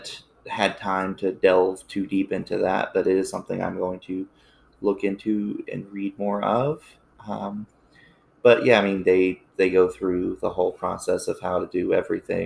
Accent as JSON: {"language": "English", "region": "Appalachia", "country": "United States", "tie": "born or raised there", "said": "I grew up in Appalachia"}